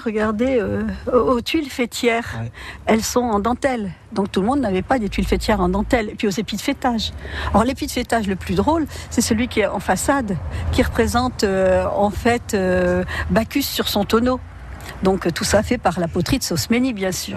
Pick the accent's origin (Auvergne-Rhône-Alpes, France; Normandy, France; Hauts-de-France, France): Normandy, France; Saint-Vaast-la-Hougue; je suis originaire de Saint-Va